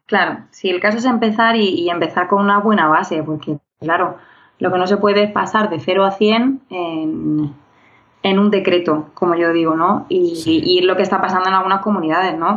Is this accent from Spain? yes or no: yes; Region of Murcia, Spain; now in Madrid, Spain; soy murciana y madrileña adoptiva